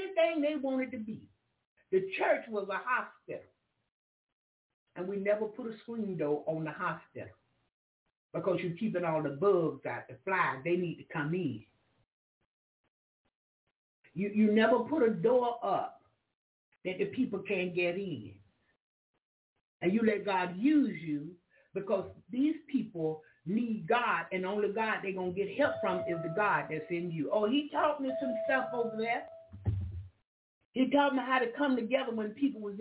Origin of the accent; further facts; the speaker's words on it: Jacksonville, Florida, United States; I'm from Jacksonville, Florida.